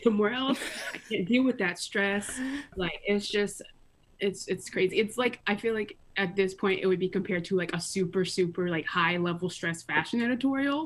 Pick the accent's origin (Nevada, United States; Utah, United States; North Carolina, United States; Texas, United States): North Carolina, United States; Greensboro; born and raised in Greensboro. Lived here my entire life, pretty much.